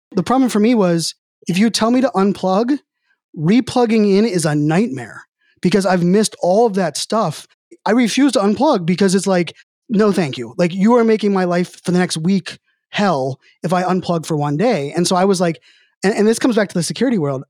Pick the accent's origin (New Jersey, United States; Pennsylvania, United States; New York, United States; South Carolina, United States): Pennsylvania, United States; Pittsburgh; I'm from Pittsburgh